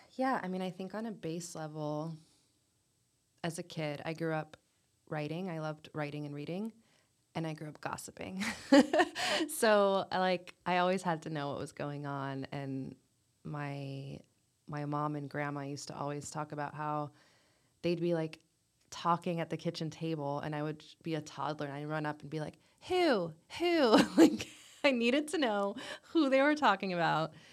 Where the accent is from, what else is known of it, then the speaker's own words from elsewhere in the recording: Clemmons, North Carolina, United States; also born or lived in North Jersey, New Jersey; now in Durham, United States; I am from Clemens, but I always say Winston